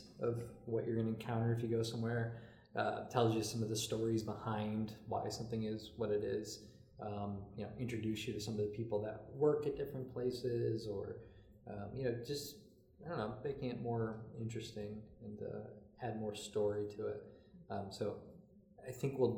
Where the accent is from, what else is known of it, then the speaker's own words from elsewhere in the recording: Derby, Connecticut, United States; Was in Derby for, you know, the first half of my life.